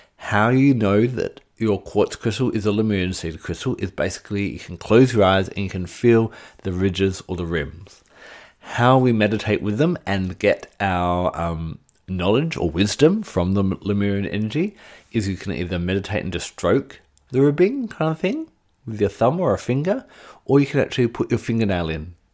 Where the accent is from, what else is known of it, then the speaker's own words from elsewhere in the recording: Australia; my home state of Australia